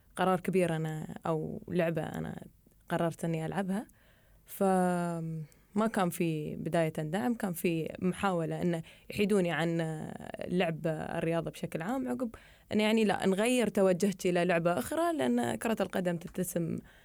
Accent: Dubai, United Arab Emirates; وأنا من دبي

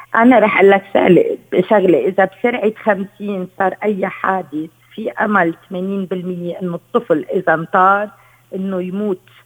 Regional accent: Lebanon; عندنا بلبنان

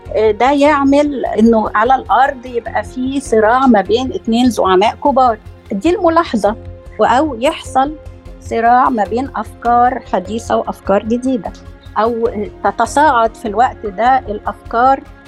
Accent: Egypt; عندنا في مصر

